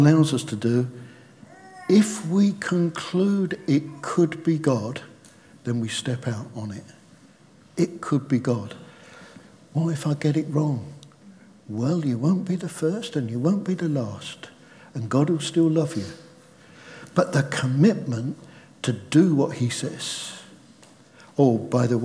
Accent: United Kingdom; We're British

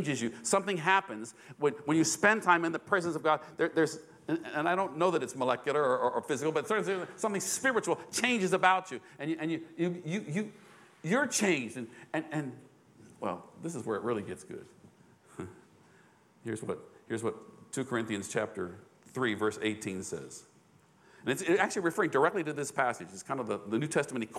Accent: United States; I'm an American

